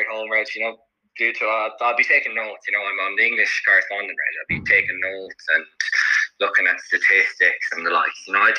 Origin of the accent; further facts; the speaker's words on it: Ireland; As an Irish person